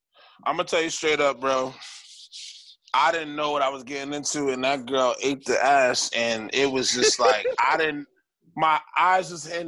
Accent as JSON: {"language": "English", "town": "Roxbury", "region": "Massachusetts", "country": "United States", "said": "I'm from Roxbury, bro."}